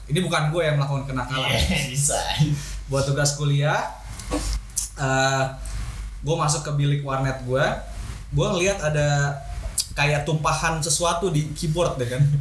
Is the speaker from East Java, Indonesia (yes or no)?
no; Jambi, Indonesia; now in Jakarta, Indonesia; kan gue nggak asli Jakarta ya, ada suatu daerah lah di Sumatera. Jambi.